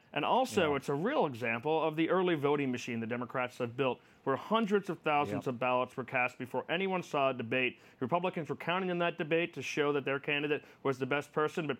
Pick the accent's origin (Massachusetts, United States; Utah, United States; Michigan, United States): Massachusetts, United States; Boston; now in Washington, D.C., United States; I'm from Boston. I live in D.C.